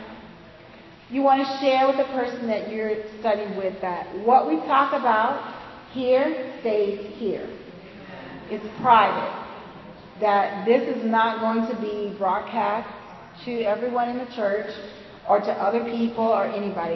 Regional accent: the South, United States; accent: southern; my southern accent

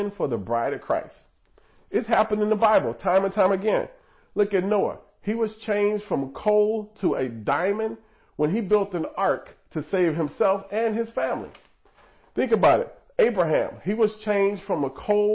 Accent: Nebraska, United States; I was born in Nebraska

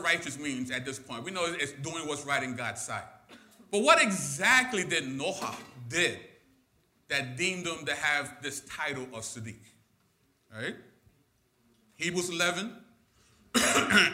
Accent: New York City, New York, United States; I'm born and raised in Brooklyn

